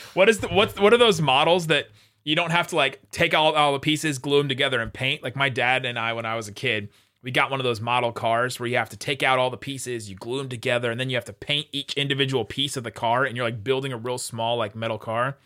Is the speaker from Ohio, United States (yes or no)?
yes; Cincinnati, Ohio, United States; I grew up in Cincinnati